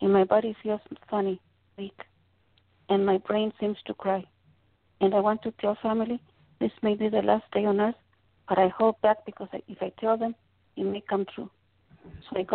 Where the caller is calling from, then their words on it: Oxnard, California, United States; I'm calling from Oxnard, California.